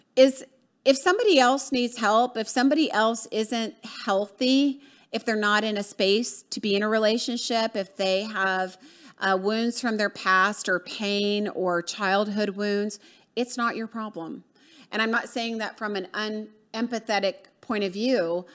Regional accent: Atlanta, Georgia, United States; moved away; from, uh, Atlanta, Georgia, um, my hometown

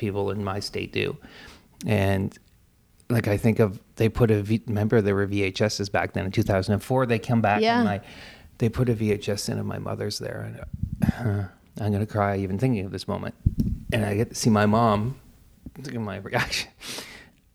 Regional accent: Canada; I'm Canadian

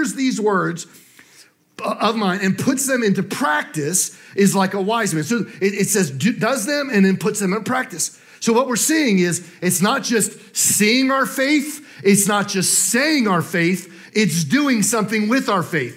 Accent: New Jersey, United States; now in Augusta, United States; I grew up in New Jersey

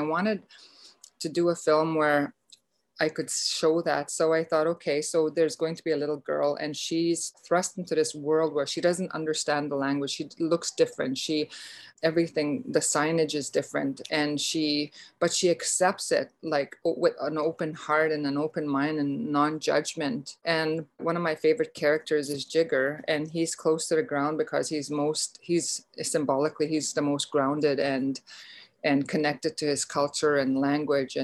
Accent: Beauval, Saskatchewan, Canada; I'm Métis, I'm from Beauval in Northern Saskatchewan.

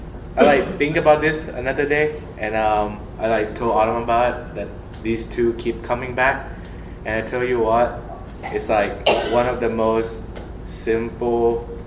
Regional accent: Thailand; first language Thai; English is a second language; now in United States; I'm from Thailand.

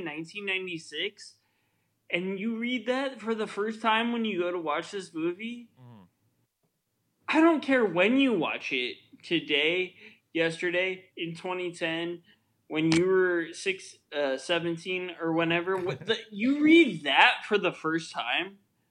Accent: Midwest, United States; born or raised there; now in East Coast, United States

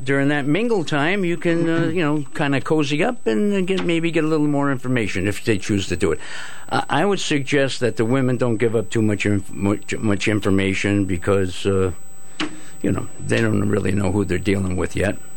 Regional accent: Groton, Connecticut, United States; I grew up in Groton, and uh, now it's the city, but uh, when I grew up, it was called the borough

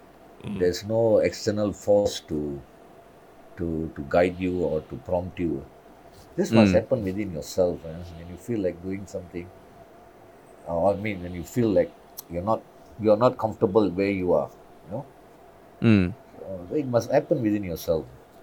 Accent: Singapore; And I go there when they ask me where I'm from, I say, I'm from Singapore.

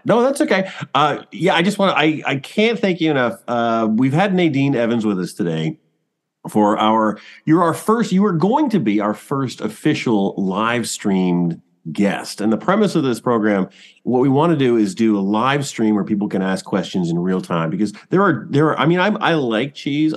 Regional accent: Toronto, Ontario, Canada; now in Cambridge, Canada; I'm from Scarborough.

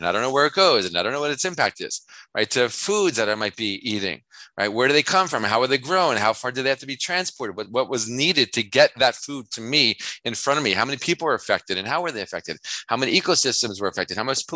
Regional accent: New York, United States; I'm from New York

